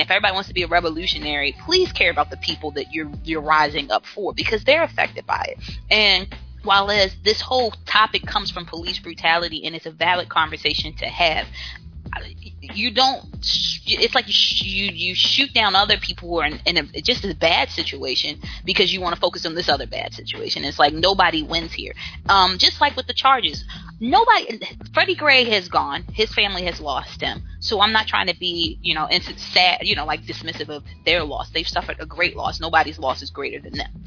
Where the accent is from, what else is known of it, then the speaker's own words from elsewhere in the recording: Baltimore, Maryland, United States; moved away; I'm from Baltimore, um, raised in Baltimore City, worked in Baltimore City